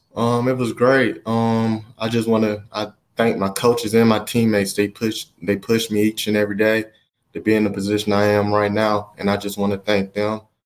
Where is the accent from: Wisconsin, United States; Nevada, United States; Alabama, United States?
Alabama, United States; moved away; also born or lived in Oregon; I'm from Alabama